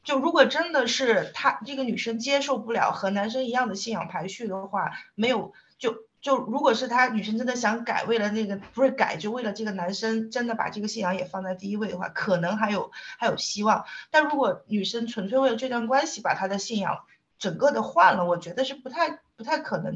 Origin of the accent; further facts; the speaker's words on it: southern China, China; 因为我是个南方人嘛